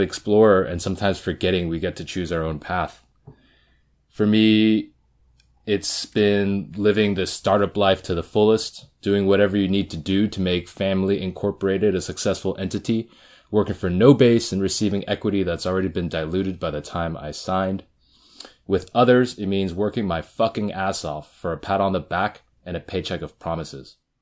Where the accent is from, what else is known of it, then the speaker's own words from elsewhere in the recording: the Bay Area, California, United States; I'm a second generation Korean American. I grew up in the Bay